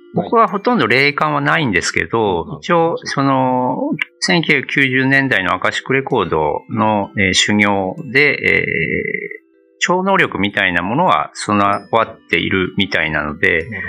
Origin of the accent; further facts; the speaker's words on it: Iwate, Japan; moved away as an adult; also born or lived in Nagaoka, Niigata / Fujisawa, Kanagawa / Australia / Kanto; now in Okinawa, Japan; もともとは岩手県ですね